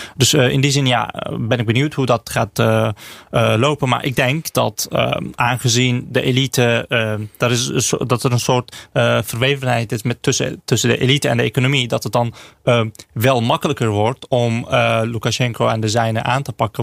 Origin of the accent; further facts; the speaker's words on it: Azerbaijan; moved away; ik, ik kom zelf uit Azerbeidzjan